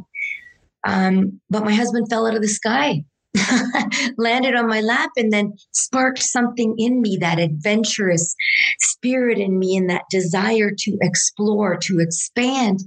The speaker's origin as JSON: {"language": "English", "town": "Sault Ste. Marie", "region": "Ontario", "country": "Canada", "tie": "born or raised there", "also_born_or_lived": "Port Dalhousie, Ontario", "moved": "yes", "lives_now": "Banff, Canada", "said": "I'm the proud daughter of Italian immigrants, born and raised in Sault Ste. Marie, Ontario."}